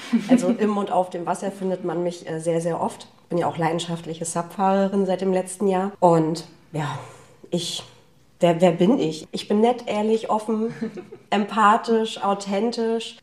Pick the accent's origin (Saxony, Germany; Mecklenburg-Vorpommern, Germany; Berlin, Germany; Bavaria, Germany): Mecklenburg-Vorpommern, Germany; Wismar; also born or lived in Rostock; ich komme ja ursprünglich aus Wismar.